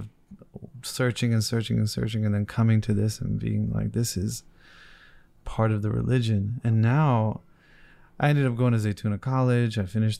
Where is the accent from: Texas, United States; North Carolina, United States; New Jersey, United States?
New Jersey, United States; Because I grew up in New Jersey in a community that was very influenced probably by, you could say, the Ikhwan.